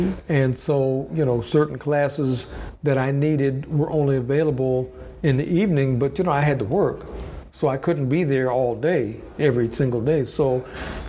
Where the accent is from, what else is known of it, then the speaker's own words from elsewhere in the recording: Los Angeles, California, United States; moved away as an adult; also born or lived in Ohio / San Francisco / Florida; My parents decided that they wanted to improve their lives, so they moved to California, Los Angeles